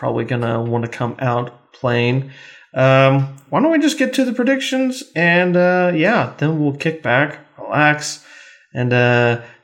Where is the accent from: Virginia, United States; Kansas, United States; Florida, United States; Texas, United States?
Kansas, United States; I'm from Kansas